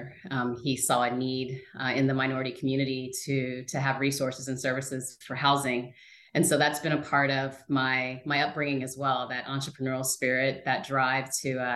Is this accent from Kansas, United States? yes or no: yes; Shawnee Mission, Kansas, United States; now in North Carolina, United States; I was born in Kansas City, Kansas. My parents moved us out to the suburbs of Shawnee Mission, Kansas when I was in first grade